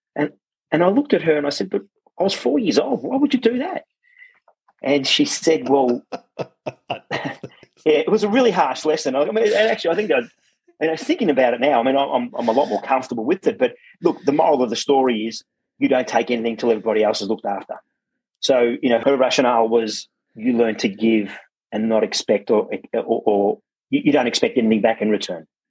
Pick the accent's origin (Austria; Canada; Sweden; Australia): Australia; Werribee, Victoria; English is a second language; I was born locally in Werribee, uh, just at the old Werribee Hospital